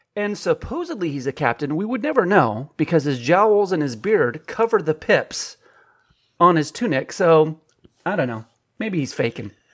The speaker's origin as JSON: {"language": "English", "region": "California", "country": "United States", "said": "I'm from California"}